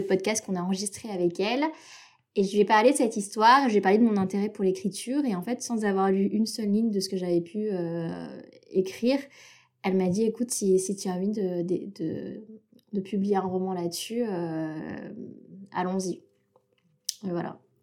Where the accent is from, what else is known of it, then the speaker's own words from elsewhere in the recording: Antananarivo, Analamanga, Madagascar; je suis née à Madagascar et j'ai fait mon cursus scolaire dans le, dans le système français de l'étranger au lycée français de Tananarive